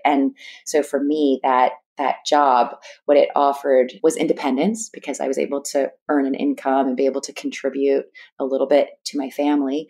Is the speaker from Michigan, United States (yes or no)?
no; East Bay Area, Northern California, United States; born or raised there